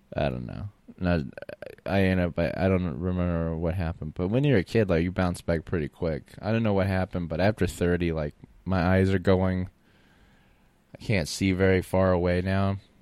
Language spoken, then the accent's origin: English; Florida, United States; moved away; also born or lived in New Orleans, Louisiana / Austin, Texas; I grew up in Florida